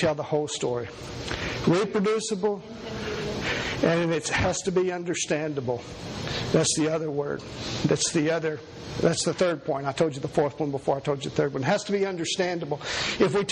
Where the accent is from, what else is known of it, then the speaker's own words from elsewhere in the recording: Kentucky, United States; I was born here in Kentucky. And was raised in a very poor family